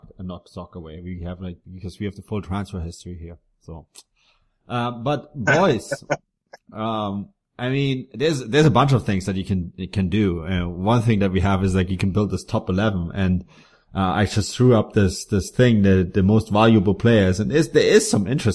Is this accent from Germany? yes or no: yes; Munich, Bavaria, Germany; I grew up in Munich, so I'm an 1860 fan